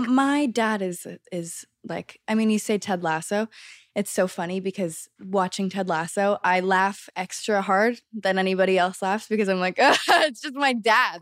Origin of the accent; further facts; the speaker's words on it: Los Angeles, California, United States; growing up in Los Angeles, in the center of it all